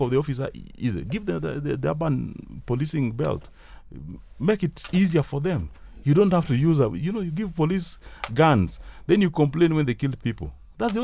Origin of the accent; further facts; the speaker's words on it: Kano Plains, Kisumu County, Kenya; moved away; also born or lived in Nairobi; I come from Kano Plains